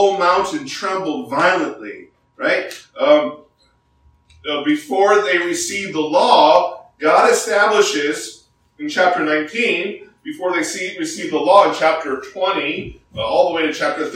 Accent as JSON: {"language": "English", "country": "South Korea", "tie": "born or raised there", "moved": "yes", "lives_now": "United States", "said": "I grew up in Korea in high school"}